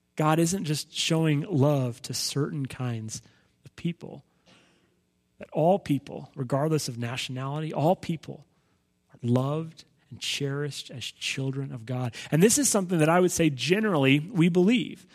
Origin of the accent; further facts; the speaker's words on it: Los Angeles, California, United States; I grew up in Los Angeles